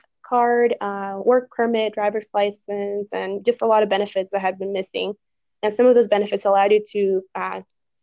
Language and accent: English; Northern Virginia, United States; moved away as an adult; also born or lived in Chicago; I grew up in Virginia, in the northern part of Virginia